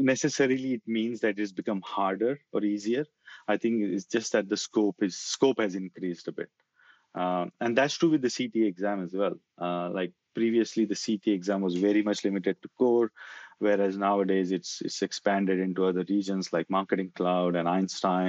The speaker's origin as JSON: {"language": "English", "country": "India", "moved": "as an adult", "lives_now": "Australia", "said": "I was in that part of the world for a long, long time"}